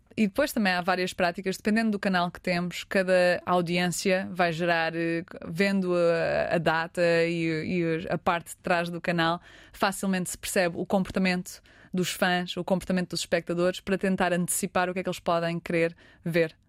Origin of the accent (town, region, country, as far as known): Portugal; now in Los Angeles, United States